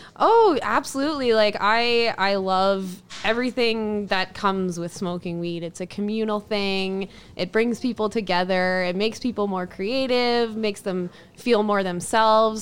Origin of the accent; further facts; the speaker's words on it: Ontario, Canada; also born or lived in Lake Louise; now in Edmonton, Canada; I'm originally from Ontario